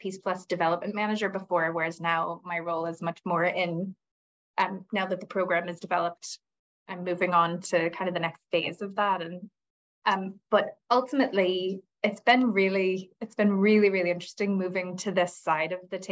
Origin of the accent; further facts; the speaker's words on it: United States; moved away as an adult; now in Northern Ireland, United Kingdom; when I moved here, I'm American, and when I moved here 20 years ago